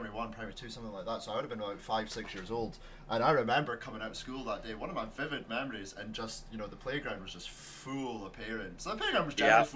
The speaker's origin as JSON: {"language": "English", "town": "Aberdeen", "region": "Scotland", "country": "United Kingdom", "tie": "born or raised there", "said": "I like Aberdeen. I've been here my whole life."}